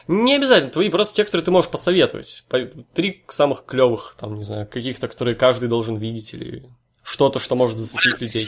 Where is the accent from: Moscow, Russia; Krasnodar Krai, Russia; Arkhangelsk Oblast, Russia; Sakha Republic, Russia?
Arkhangelsk Oblast, Russia; Severodvinsk; я вообще из Северодвинска, чувак, я с севера